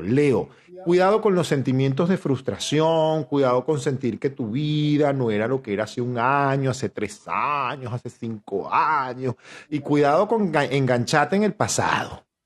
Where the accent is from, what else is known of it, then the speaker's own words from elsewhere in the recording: Venezuela; nosotros como venezolanos que somos